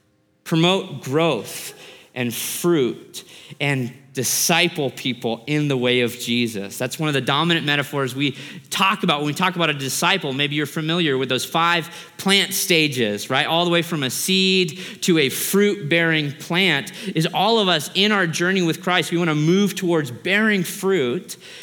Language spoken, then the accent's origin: English; Australia; born there; I was born in Australia. My mom is Australian.